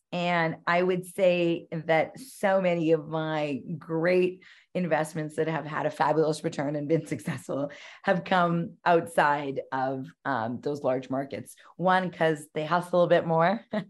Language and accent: English; Calgary, Alberta, Canada; And I come from Calgary, which I still live in, and I choose to live here.